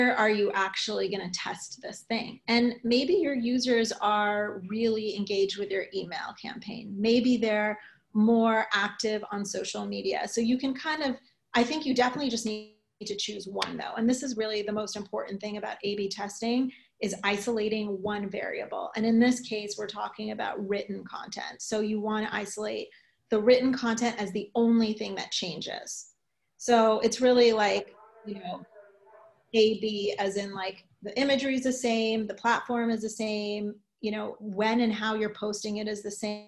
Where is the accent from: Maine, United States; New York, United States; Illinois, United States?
New York, United States; I am a New Yorker